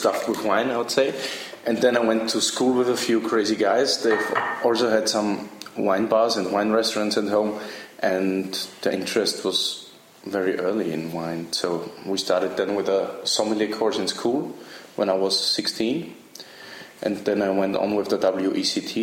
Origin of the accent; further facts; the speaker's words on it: Styria, Austria; now in Berlin, Germany; I'm from Styria.